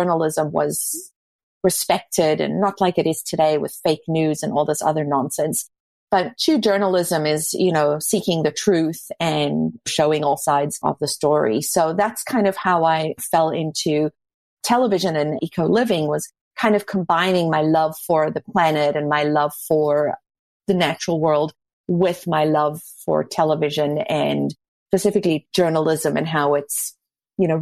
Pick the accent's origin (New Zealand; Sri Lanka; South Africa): South Africa; now in Toronto, Canada; I grew up in South Africa